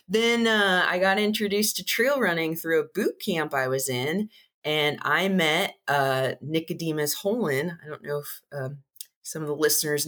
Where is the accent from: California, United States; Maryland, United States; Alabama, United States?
California, United States; San Diego; also born or lived in Oceanside, California; I grew up in San Diego